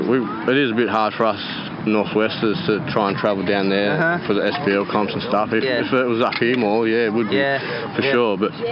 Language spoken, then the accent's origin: English; Wynyard, Tasmania, Australia; my hometown, Wynyard